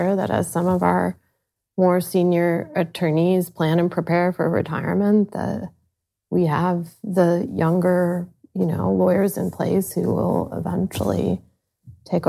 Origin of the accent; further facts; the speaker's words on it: Sandusky, Ohio, United States; moved away as an adult; I grew up in Sandusky, Ohio